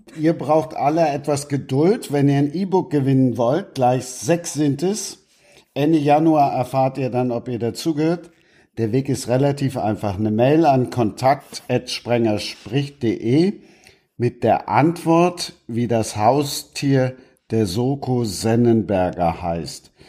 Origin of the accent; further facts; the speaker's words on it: Cologne, North Rhine-Westphalia, Germany; als Kölner